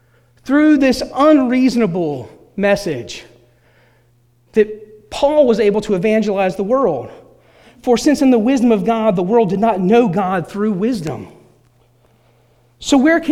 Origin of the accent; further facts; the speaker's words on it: Elizabeth City, North Carolina, United States; the town I grew up in, there's no expectation that the president of the United States is going to come from Elizabeth City, North Carolina